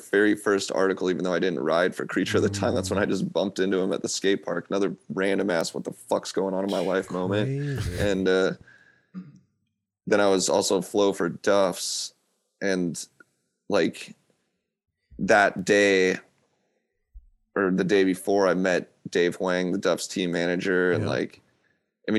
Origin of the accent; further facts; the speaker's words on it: Seattle, Washington, United States; I'm from Seattle.